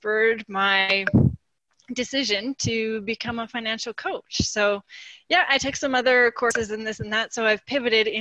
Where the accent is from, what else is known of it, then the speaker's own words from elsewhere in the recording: Saskatchewan, Canada; moved away as an adult; now in Calgary, Canada; I grew up in Saskatchewan. I knew I wanted to be an accountant, so I came to Calgary